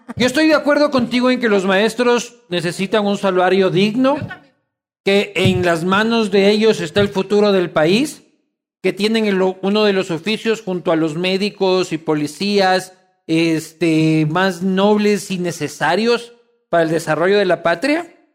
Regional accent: Quito, Pichincha, Ecuador; yo soy quiteño de mal.

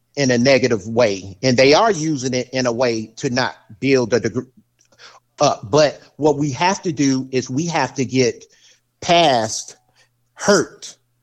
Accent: the South, United States; I'm from the South

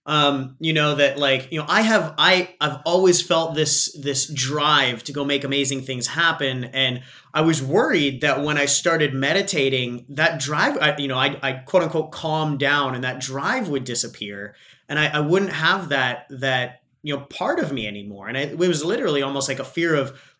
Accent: Australia; accent: Aussie

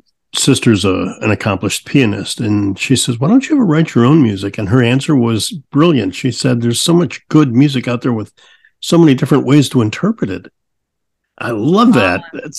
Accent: Midwest, United States; I grew up in the Midwest.

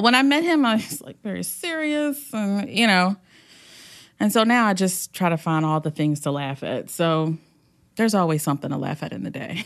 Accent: Hampton, Virginia, United States; home is the Hampton Roads area. I grew up in Hampton

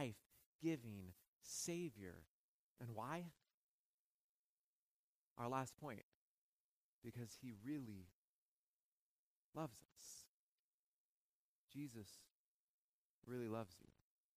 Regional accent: West Coast, United States; I'm from the West Coast. I'll fly a lot to go back.

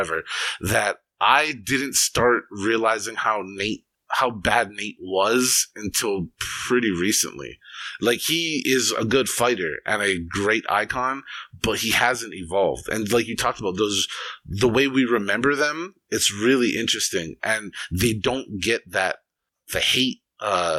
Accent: Hawaii, United States; I grew up in Hawaii

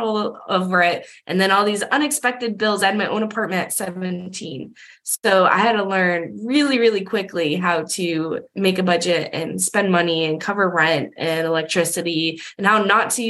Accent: Massachusetts, United States; I was living in Massachusetts, you know, when I was a senior and for my whole childhood, I'm from Massachusetts

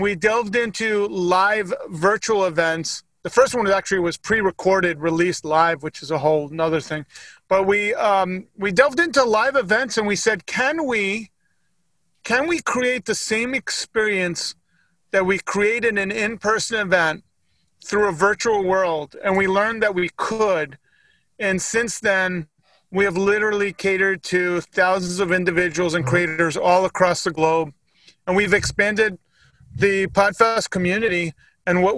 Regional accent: Northeast, United States; I grew up in the Northeast.

